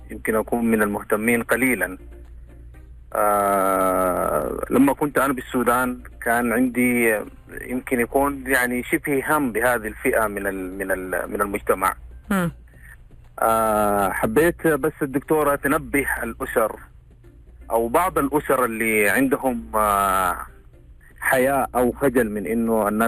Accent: Sudan; آه معك اخوك … انا سوداني

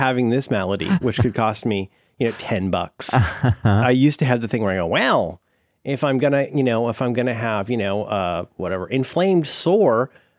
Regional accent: Ohio, United States; I'm from Ohio.

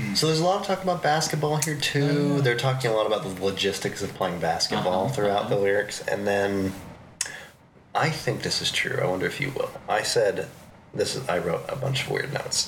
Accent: Tacoma, Washington, United States; I grew up in Tacoma near Seattle

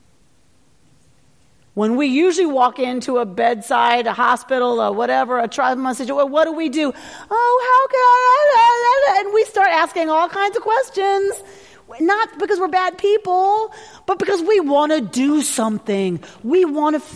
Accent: the South, United States; I grew up in the South

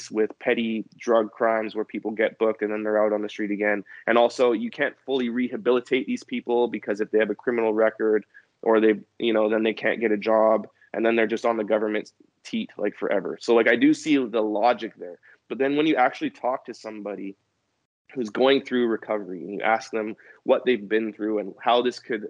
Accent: New Westminster, British Columbia, Canada; I grew up in New Westminster, British Columbia

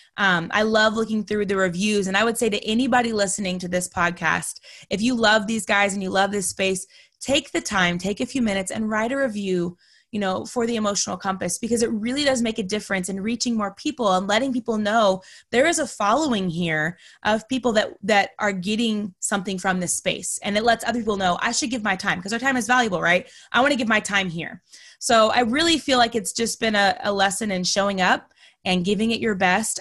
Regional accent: Texas, United States; also born or lived in North Carolina; now in Florida, United States; I'm originally from Texas

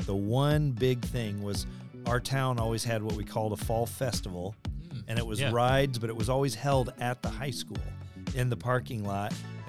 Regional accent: near the University of Illinois, United States; I grew up near the University of Illinois

